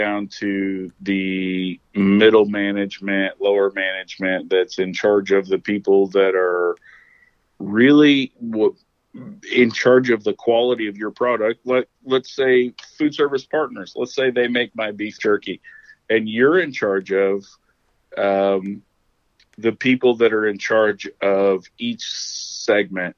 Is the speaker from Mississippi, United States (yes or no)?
no; Oklahoma, United States; moved away; I'm from Oklahoma